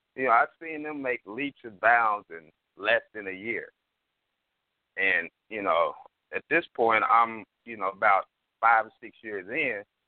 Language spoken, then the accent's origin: English; Oklahoma City, Oklahoma, United States; I'm from Oklahoma City